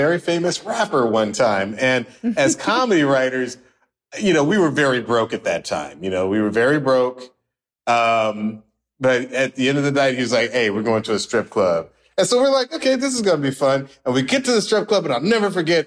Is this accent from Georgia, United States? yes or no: yes; Atlanta, Georgia, United States; also born or lived in New York; I'm from Atlanta